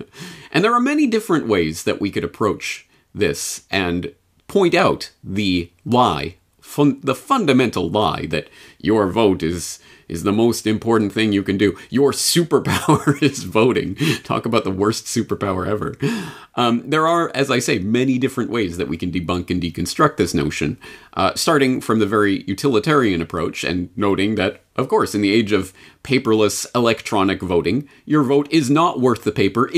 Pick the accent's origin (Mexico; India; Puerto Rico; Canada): Canada; And even as a Canadian, I was exposed to so much secondhand American propaganda along those lines as a child